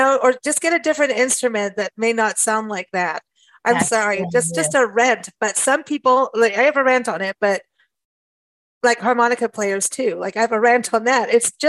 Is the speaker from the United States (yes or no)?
no; Kenya; moved away; also born or lived in South Africa; I grew up in Kenya and South Africa in Kenya.